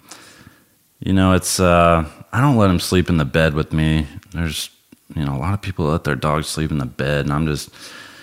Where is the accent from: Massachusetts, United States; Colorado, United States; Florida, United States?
Colorado, United States; moved away as an adult; also born or lived in Imperial Beach, California; growing up in Colorado